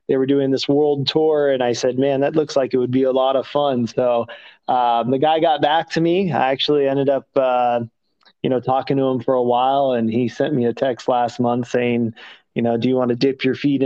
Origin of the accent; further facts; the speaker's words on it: Thousand Oaks, California, United States; moved away as an adult; also born or lived in Santa Barbara / San Diego / Nashville; now in West Palm Beach, United States; I grew up in Southern California and a place called Thousand Oaks